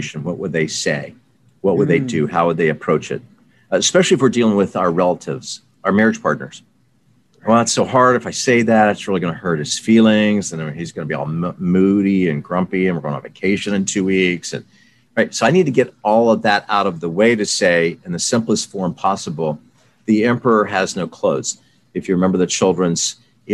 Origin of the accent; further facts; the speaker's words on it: the South, United States; I grew up in the South